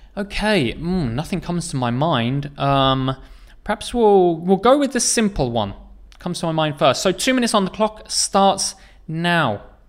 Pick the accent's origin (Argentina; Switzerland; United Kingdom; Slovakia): United Kingdom; England; I come from England